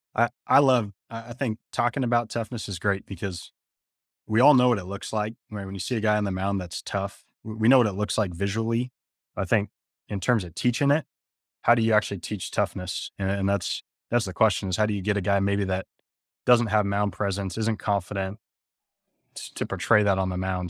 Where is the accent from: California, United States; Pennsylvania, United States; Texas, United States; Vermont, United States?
California, United States; San Jose; I grew up in San Jose, California, played at San Jose State